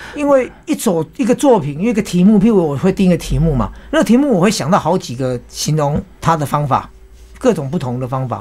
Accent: Taoyuan, Taiwan; also born or lived in Xihu, Changhua County; 出生几个月就上来桃园了。我爸因为工作关系上来嗯。桃园，那我就在那边读书长大。可是我爷爷奶奶还住在那里，我的亲戚也都在那里

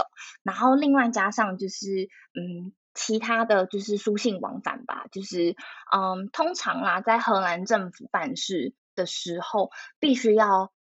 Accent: Taiwan; moved away as an adult; now in Netherlands; 我已经写我是台湾人

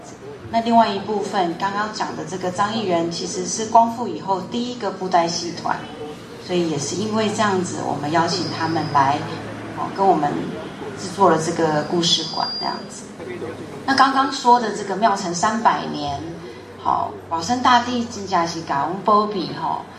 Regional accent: Changhua County, Taiwan; 我是彰化人

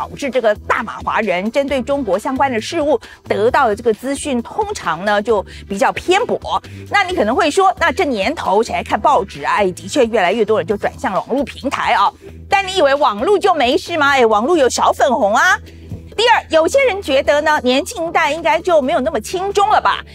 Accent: Taiwan

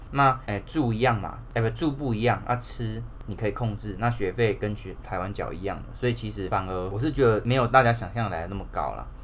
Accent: Taichung, Taiwan; 我是台中人

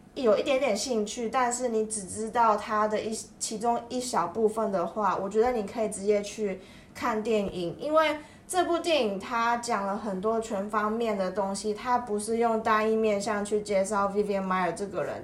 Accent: Taiwan; 身为一个台湾人

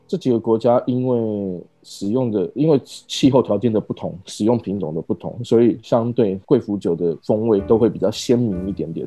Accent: Taiwan; 我是台湾人

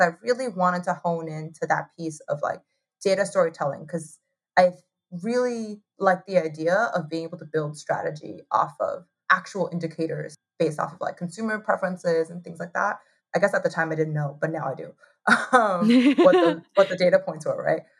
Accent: Taipei, Taiwan; moved away as an adult; also born or lived in Ithaca, New York / New York City; So I was born in Taiwan. I grew up in Taiwan

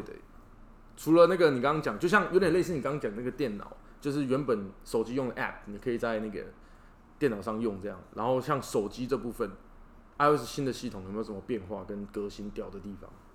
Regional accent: Taiwan; 我们也是台湾人

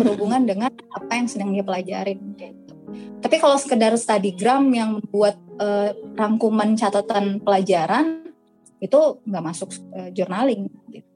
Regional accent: West Sulawesi, Indonesia; aku asli Sulawesi Barat. Jadi banyak yang nyangka aku aslinya Bandung. Aku asli Sulawesi Barat.

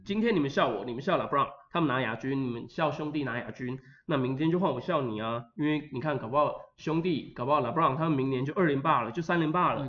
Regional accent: Linkou, New Taipei, Taiwan; 我是来自林口的

